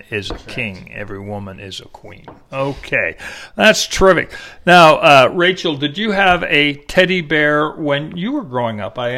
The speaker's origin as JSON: {"language": "English", "town": "Kingston", "region": "New York", "country": "United States", "tie": "born or raised there", "moved": "yes", "lives_now": "Austin, United States", "said": "I was born in Kingston, New York."}